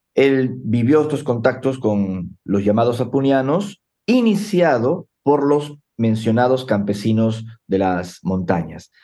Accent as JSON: {"language": "Spanish", "region": "Lima", "country": "Peru", "tie": "born or raised there", "said": "yo nací en Lima hace 48 años"}